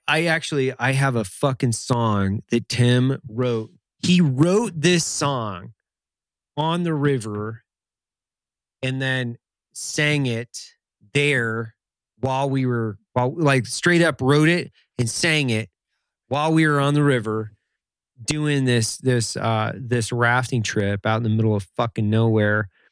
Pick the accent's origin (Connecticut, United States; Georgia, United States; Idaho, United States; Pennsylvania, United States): Idaho, United States; Lewiston; moved away; I'm from Lewiston originally